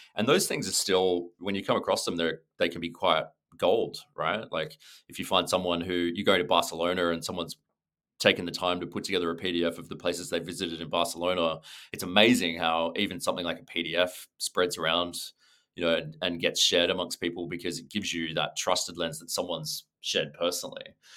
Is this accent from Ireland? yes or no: no; Sydney, New South Wales, Australia; moved away; also born or lived in London / New York / Los Angeles; I'm from Sydney, um, but I've been really lucky to live and work in different places around the world.